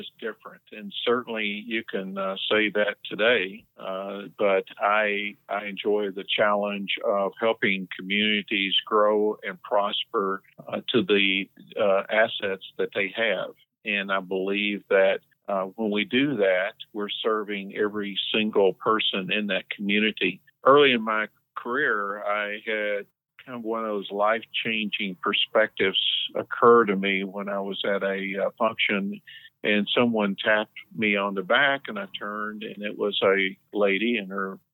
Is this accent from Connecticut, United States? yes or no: no; Tennessee, United States; moved away as an adult; now in Door County, United States; I'm originally from Tennessee, as you can probably tell from my accent